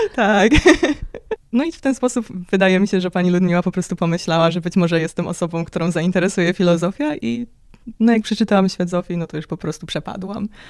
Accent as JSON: {"language": "Polish", "country": "Poland", "tie": "born or raised there", "said": "wychowałam się w takiej dość ateistycznej rodzinie, e, w bardzo religijnym kraju"}